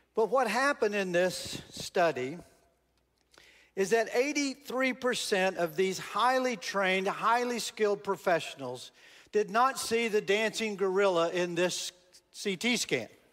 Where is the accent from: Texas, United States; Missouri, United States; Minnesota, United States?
Texas, United States; I'm from Texas, born and raised in Texas